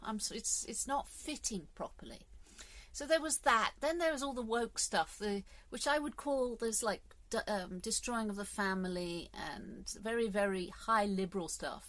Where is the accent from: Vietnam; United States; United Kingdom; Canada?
United Kingdom; England; I'm English